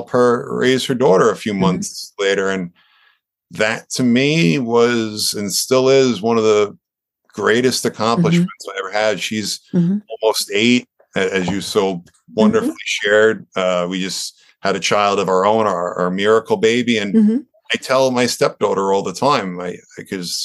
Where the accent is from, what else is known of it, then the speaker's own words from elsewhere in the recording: Long Island, New York, United States; growing up on Long Island here